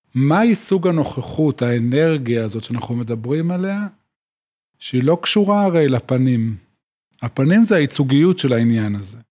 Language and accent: Hebrew; Yotvata, Southern District, Israel; moved away as an adult; also born or lived in Tel Aviv; now in Binyamina, Israel; גדלתי בקיבוץ יוטבתא, ובעצם עד גיל, עד הצבא חייתי במקום שהוא אה, מבודד